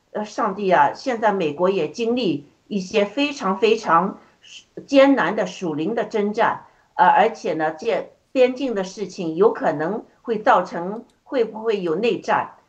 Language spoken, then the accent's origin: Chinese; China; moved away; 特别是我们从中国出来的